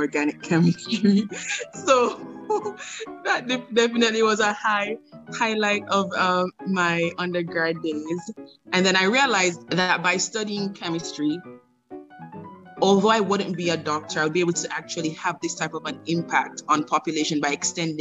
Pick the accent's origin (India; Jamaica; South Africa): Jamaica; moved away; being a Jamaican